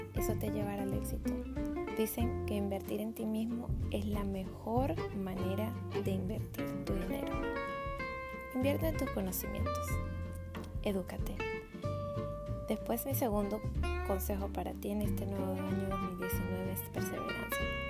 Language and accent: Spanish; Venezuela; now in United States; Soy Zumba Instructor venezolana y vivo en Estados Unidos